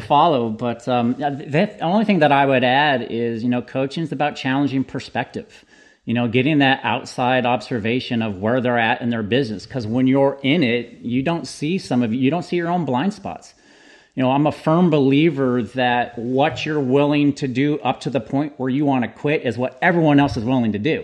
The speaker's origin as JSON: {"language": "English", "town": "San Jose", "region": "California", "country": "United States", "tie": "born or raised there", "said": "born and raised in San Jose, California."}